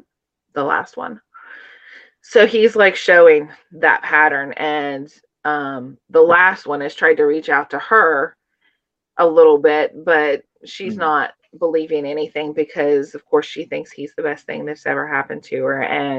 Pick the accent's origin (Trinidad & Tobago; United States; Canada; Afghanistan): United States; Appalachia; as well as kind of growing up in Appalachia out on a farm, mm-hmm. and not really feeling like I belonged and kind of getting out of that.